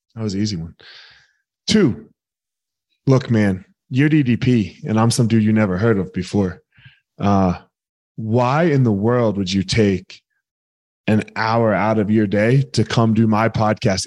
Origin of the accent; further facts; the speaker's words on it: near Vineland, New Jersey, United States; I grew up in South Jersey, a little town right outside of Vineland.